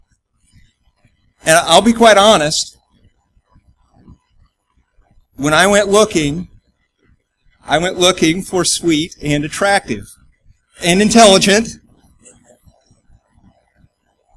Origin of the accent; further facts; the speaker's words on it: United States; We're an American